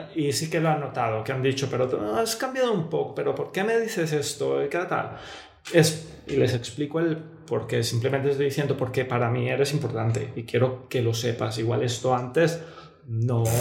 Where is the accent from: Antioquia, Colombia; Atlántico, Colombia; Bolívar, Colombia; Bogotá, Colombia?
Bogotá, Colombia; moved away; yo nací en Bogotá, es una familia muy tradicional